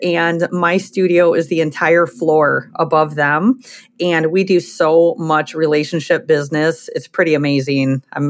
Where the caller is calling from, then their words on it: Crown Point, Indiana, United States; I'm in my studio here in Crown Point, Indiana, which is a part of Chicagoland.